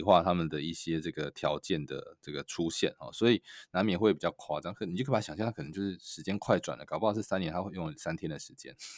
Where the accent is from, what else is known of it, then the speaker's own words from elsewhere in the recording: Taiwan; also born or lived in Silicon Valley; now in United States; 对于我，台湾人来说